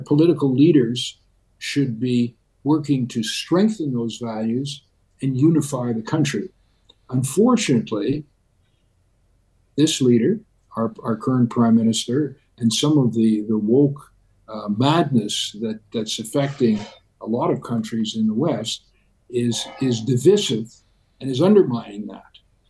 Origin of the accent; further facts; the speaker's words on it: Canada; Look, this relates to who we are in Canadian values.